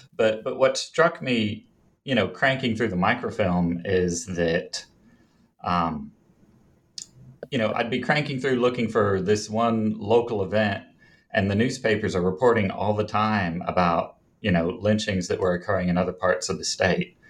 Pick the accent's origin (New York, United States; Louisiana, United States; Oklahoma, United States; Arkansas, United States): Arkansas, United States; Jonesboro; now in Little Rock, United States; I grew up in Jonesboro, Arkansas. It's in the northeastern corner